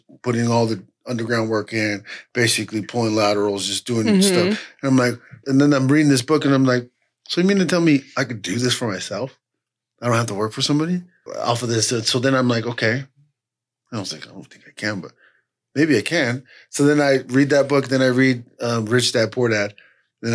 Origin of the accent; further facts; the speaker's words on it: Ogden, Utah, United States; also born or lived in Southern California; we grew up in Ogden together